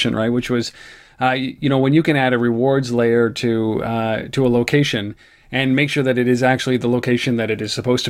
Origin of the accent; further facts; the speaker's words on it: Canada; as a Canadian